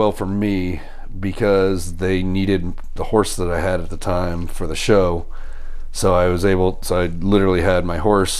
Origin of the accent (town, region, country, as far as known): Colorado, United States; born or raised there; also born or lived in Kentucky